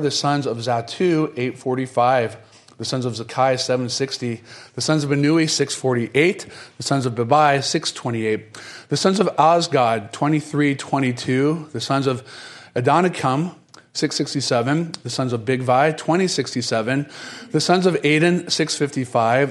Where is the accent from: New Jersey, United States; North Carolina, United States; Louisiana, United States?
North Carolina, United States; moved away; also born or lived in Florida; I grew up in North Carolina and spent quite a bit of time in Florida